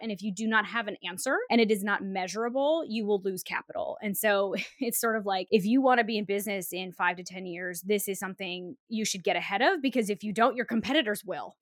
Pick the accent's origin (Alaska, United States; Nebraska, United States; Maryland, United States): Alaska, United States; moved away; I'm from Alaska, where we sort of watch climate change happen in like real time